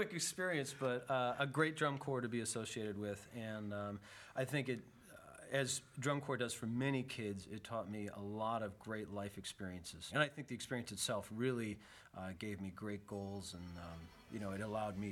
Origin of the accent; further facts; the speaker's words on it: Madison, Wisconsin, United States; moved away as an adult; also born or lived in Minnesota / Grand Rapids, Michigan; now in Buena Park, United States; I grew up in Madison, Wisconsin